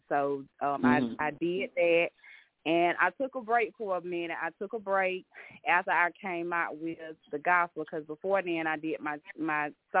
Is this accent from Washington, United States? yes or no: no; Georgia, United States; Well, I'm from Georgia. Yes, I'm from Georgia. Been here all my life